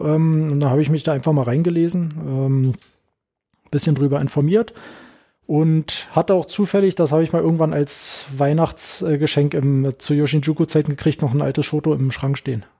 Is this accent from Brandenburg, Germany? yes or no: yes; Werder, Brandenburg, Germany; moved away as an adult; also born or lived in Potsdam; now in Berlin, Germany; ich komme ja nicht aus Berlin, ähm, sondern in äh, Potsdam geboren und dann haben wir in Werder gelebt